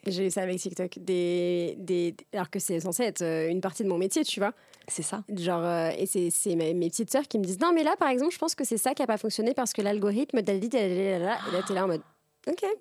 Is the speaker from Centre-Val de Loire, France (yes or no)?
yes; Tours, Centre-Val de Loire, France; now in Paris, France; ma, meilleure amie d'enfance, euh, donc on a grandi ensemble à Tours